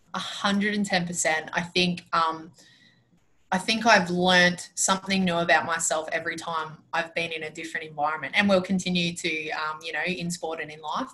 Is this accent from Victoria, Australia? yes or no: no; Penrith, New South Wales, Australia; moved away as an adult; now in Queensland, Australia; I was born and raised in born and raised in Penrith